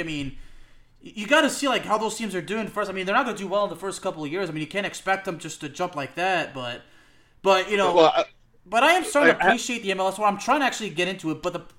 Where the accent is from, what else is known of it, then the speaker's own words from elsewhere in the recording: Dallas, Texas, United States; I was always an FC Dallas fan. I mean, they're my hometown team